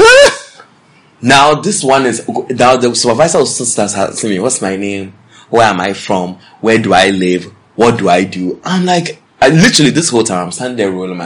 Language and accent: English; New York, United States; I'm from New York, because that's where I'm from